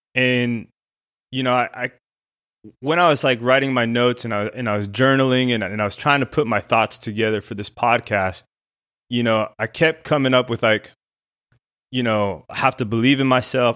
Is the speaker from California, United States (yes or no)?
no; Albuquerque, New Mexico, United States; I grew up in Albuquerque, New Mexico